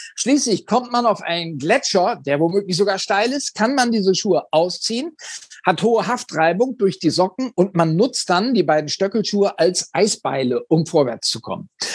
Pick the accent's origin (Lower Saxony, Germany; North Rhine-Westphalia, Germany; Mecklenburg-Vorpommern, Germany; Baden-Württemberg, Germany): Lower Saxony, Germany; Oldenburg; in meiner Heimatstadt Oldenburg